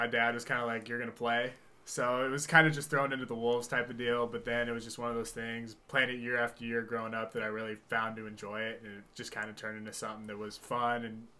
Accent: Littlerock, Washington, United States; I'm from Little Rock, Washington, went to Tumwater High School

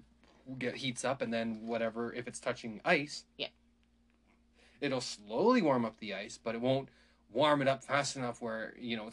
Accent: Calgary, Alberta, Canada; I grew up in Calgary for, like, elementary and stuff like that.

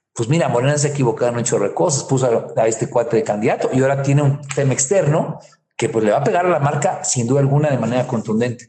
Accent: Guerrero, Mexico; yo soy de allá de Guerrero

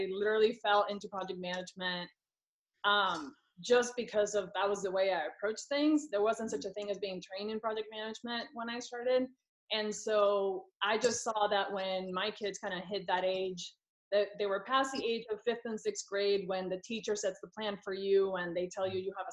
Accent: Puerto Rico; now in California, United States; I am from Puerto Rico originally, and right now I live in California.

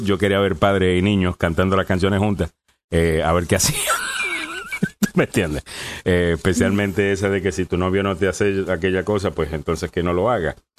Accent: Puerto Rico; como, como puertorriqueño

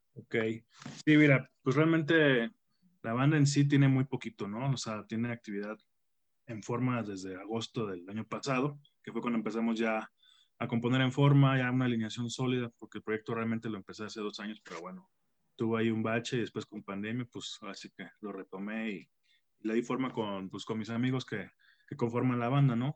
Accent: Tampico, Tamaulipas, Mexico; moved away as an adult; now in Mexico City, Mexico; yo soy de Tampico

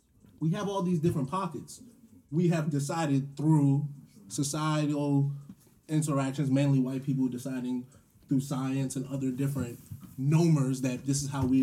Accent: United States; because I am from America.

